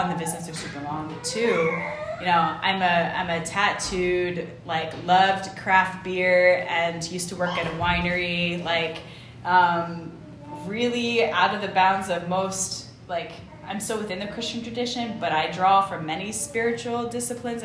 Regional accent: United States; moved away; I'm an American

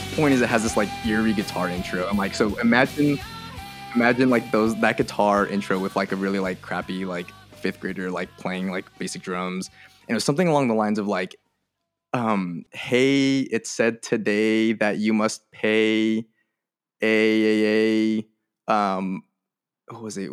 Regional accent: Merced, California, United States; I grew up in Merced, um, California

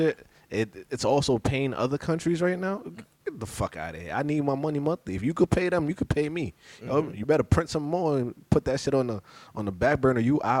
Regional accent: New York, United States; moved away; I'm from New York.

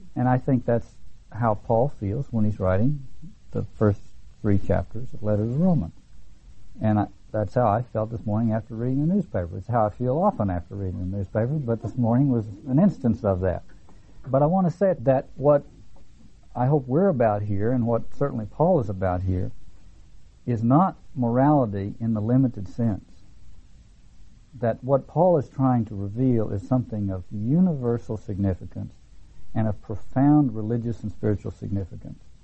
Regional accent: the South, United States; when I grew up in the South

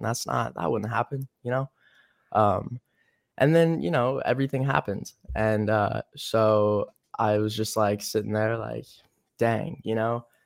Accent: North Carolina, United States; now in Los Angeles, United States; I'm from North Carolina

